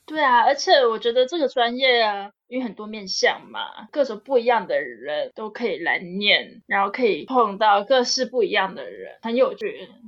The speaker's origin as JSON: {"language": "Chinese", "country": "Taiwan", "also_born_or_lived": "United States", "moved": "as an adult", "lives_now": "Germany", "said": "因为呢，台湾没有这样的学校嘛，然后也比较少有资源可以学到这方面的资讯，所以我就出国学啦。美国那边的老师呢，他认识我德国这边的老师"}